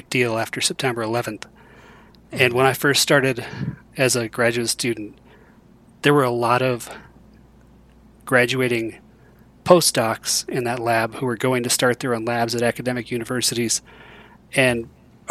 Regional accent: Rochester, New York, United States; moved away as an adult; also born or lived in Dallas, Texas / Columbus, Ohio; now in Colorado, United States; I grew up near Rochester, New York

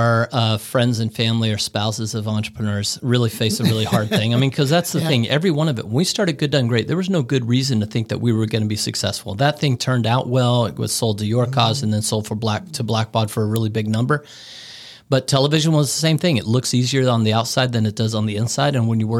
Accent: Bangkok, Thailand; Look, I grew up in Bangkok, Thailand. I spent a large portion of my life internationally all over the world.

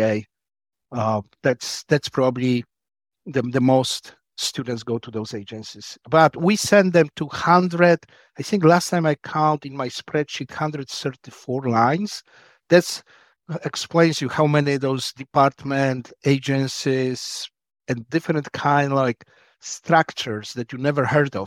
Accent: Poland; also born or lived in Wisconsin, United States; now in United States; I'm originally from Poland. Came here just before the Berlin Wall fell down in nineteen eighty-nine

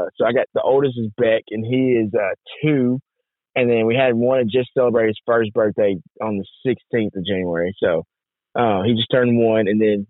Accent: Camden, Arkansas, United States; I'm actually from Arkansas, we're so close on the line. So I'm like 20 minutes from Louisiana.

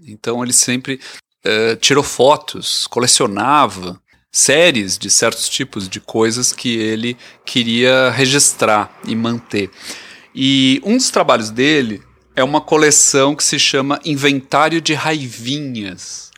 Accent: Brazil; now in Canada; a gente que nasceu no Brasil

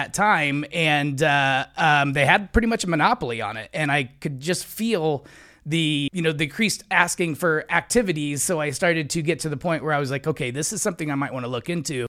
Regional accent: Indiana, United States; moved away as an adult; now in Arizona, United States; I grew up a kid in Indiana.

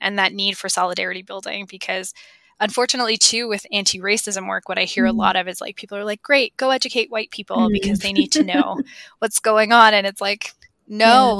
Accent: Toronto, Ontario, Canada; I was born and raised in Toronto, but my parents immigrated from Eritrea

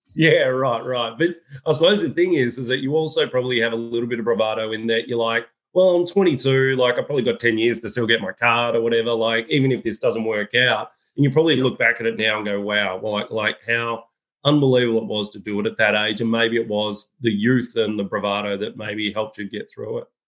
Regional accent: Australia; As an Australian

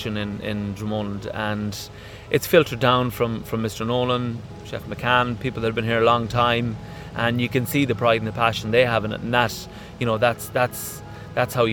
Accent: Ireland; as an Irish lad growing up

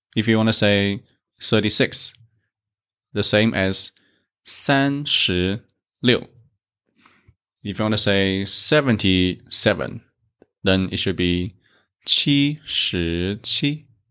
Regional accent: South China, China; I come from South China

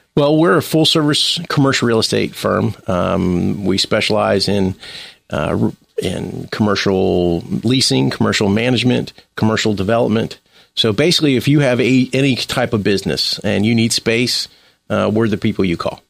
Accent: Cincinnati, Ohio, United States; I was born in Cincinnati, Ohio. I grew up there.

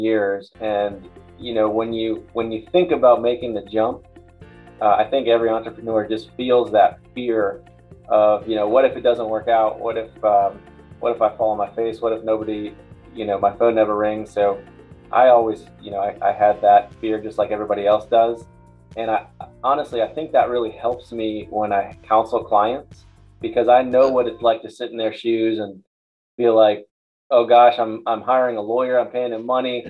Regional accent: Tampa, Florida, United States; I grew up here in Tampa

